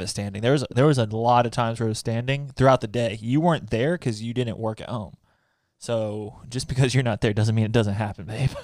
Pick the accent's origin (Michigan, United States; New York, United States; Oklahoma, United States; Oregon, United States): Oklahoma, United States; Growing up in Oklahoma, Twister was like a rite of passage, like you had to watch that to be an Oklahoman